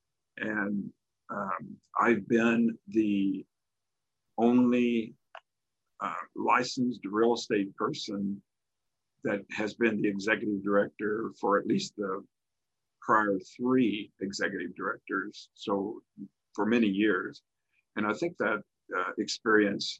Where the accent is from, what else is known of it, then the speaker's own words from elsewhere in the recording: Farmington, Missouri, United States; I'm originally from Farmington, Missouri. Graduated high school there